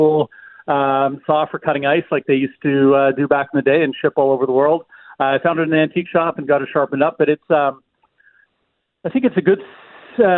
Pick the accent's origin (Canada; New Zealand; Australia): Canada; Alberta; now in Manitoba, Canada; I grew up in Alberta